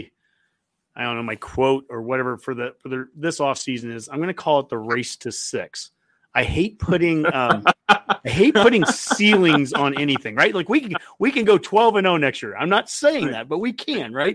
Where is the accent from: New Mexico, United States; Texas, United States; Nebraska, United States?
Nebraska, United States; Columbus; moved away; also born or lived in Lincoln, Nebraska; I grew up in Columbus and I've lived in Lincoln.